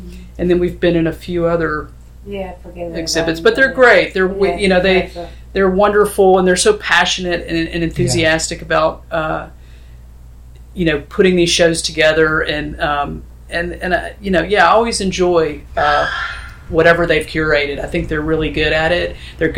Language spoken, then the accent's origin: English; Tennessee, United States; now in upstate New York, United States; I'm from Tennessee